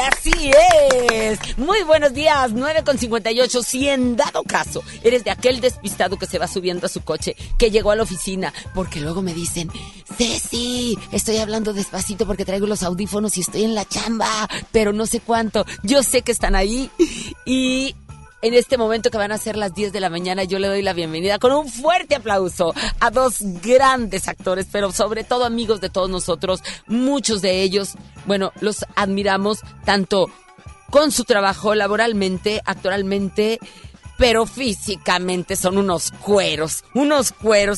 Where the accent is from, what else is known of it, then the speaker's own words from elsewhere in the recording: Mexico; aquí en mi tierra que, que adoro